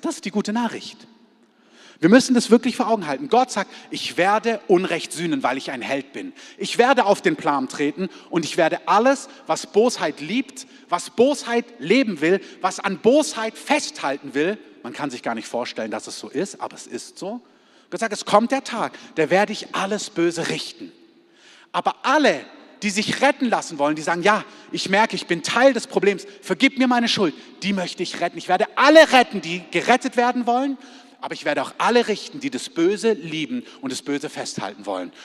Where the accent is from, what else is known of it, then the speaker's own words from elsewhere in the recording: Germany; als Deutsche